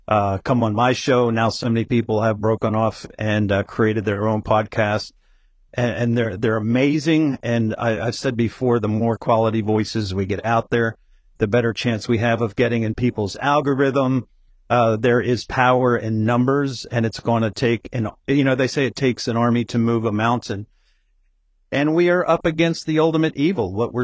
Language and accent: English; Stanton, Delaware, United States; Well, I grew up in Stanton, Delaware, which is a very small suburb south of Wilmington, Delaware, which is the biggest city here in the tiny state. And I lived about a couple miles from the big racetrack that, if anybody follows horses, knows Delaware Park.